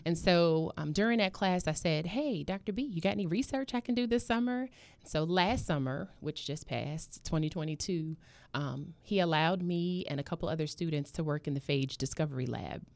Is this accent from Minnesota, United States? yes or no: no; New York City, New York, United States; moved away as an adult; now in Norfolk, United States; I was, um, born and raised in Harlem, and I came down to Norfolk when I was about twenty-one